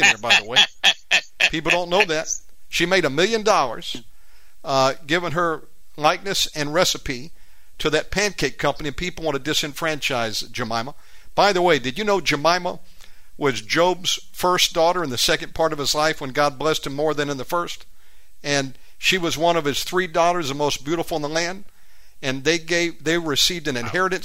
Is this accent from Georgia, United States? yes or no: yes; Warner Robins, Georgia, United States; I was born in Warner Robins